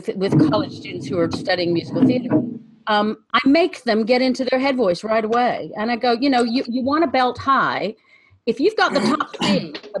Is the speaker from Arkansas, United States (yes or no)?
no; Chattanooga, Tennessee, United States; moved away; also born or lived in Virginia / Cincinnati; I was born in Virginia, but I grew up most of my childhood in Chattanooga.